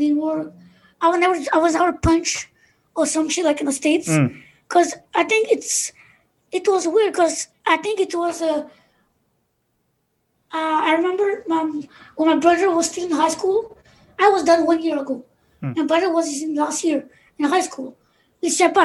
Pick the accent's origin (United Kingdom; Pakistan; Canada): Canada; I have one younger sibling, and me and him were born here in Canada